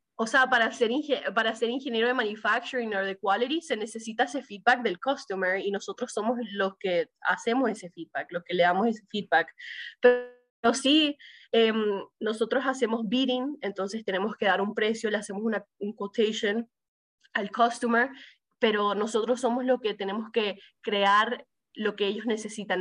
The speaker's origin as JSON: {"language": "Spanish", "town": "Miami", "region": "Florida", "country": "United States", "tie": "born or raised there", "also_born_or_lived": "Chile", "said": "crecí en Miami"}